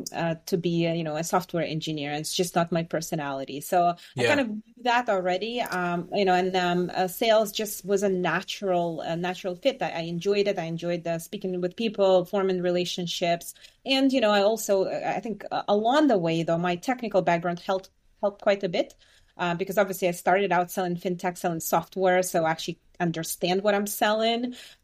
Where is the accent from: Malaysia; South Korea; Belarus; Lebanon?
Belarus; moved away; also born or lived in Boston area; I was born and raised in Belarus